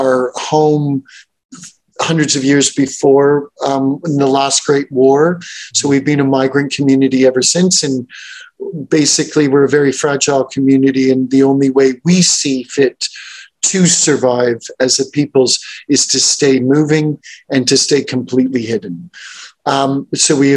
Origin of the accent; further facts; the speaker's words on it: Montreal, Quebec, Canada; I grew up in Montreal